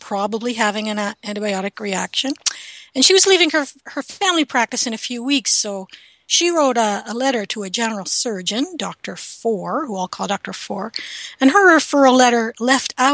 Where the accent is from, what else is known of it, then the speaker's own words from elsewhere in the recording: Canada; I'm a Canadian